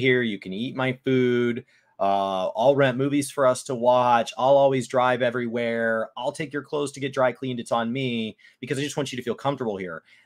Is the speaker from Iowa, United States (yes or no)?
no; Dallas, Texas, United States; first language English; I'm from Dallas